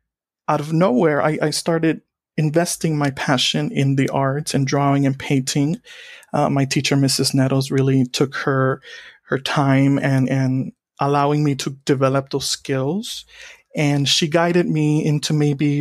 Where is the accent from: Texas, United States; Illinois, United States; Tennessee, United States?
Texas, United States; Donna; I grew up in Donna, Texas, a town that borders the Mexico and U.S. states. And I grew up here my entire life